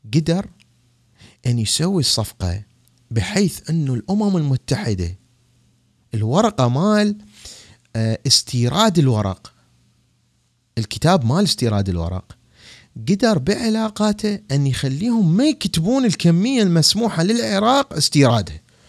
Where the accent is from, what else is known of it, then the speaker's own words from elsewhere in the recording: Iraq; now in Washington, D.C., United States; بلدي العراق